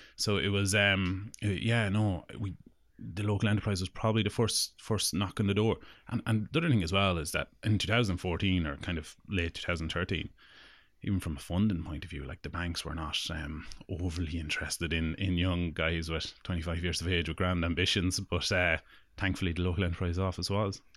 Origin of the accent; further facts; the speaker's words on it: Longford, Leinster, Ireland; we're from Longford